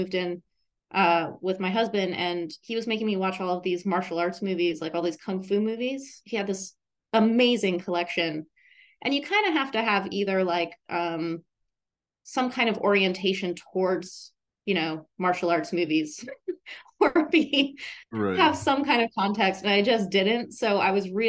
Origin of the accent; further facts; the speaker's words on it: Boulder, Colorado, United States; moved away; also born or lived in Thailand; I grew up in Boulder, Colorado.